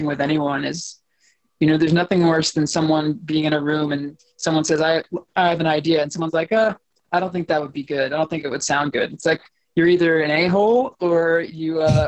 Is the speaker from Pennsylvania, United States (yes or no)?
yes; outside of Philadelphia, Pennsylvania, United States; I was born and raised outside of Philadelphia in western suburbs there.